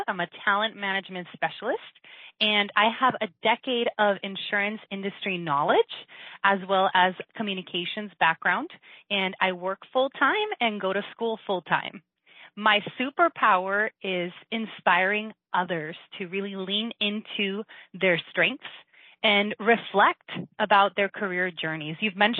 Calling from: Las Vegas, Nevada, United States; I'm calling from Las Vegas, Nevada

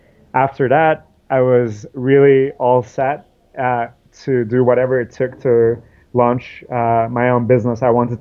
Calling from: New York City, New York, United States; I'm calling you from New York City. It's a beautiful day here in New York.

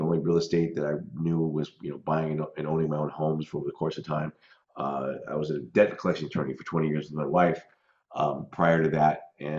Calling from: Scottsdale, Arizona, United States; Scottsdale, Phoenix, Arizona.

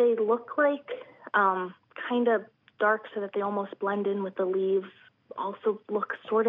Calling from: Pennsauken, New Jersey, United States; I am calling from Pensauken, New Jersey.

